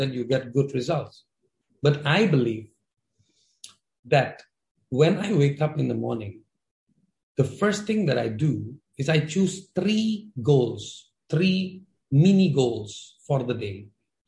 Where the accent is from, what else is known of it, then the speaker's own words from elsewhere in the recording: India; now in Jakarta, Indonesia; I'm an Indian based in Indonesia, Jakarta, but I have a broken Hindi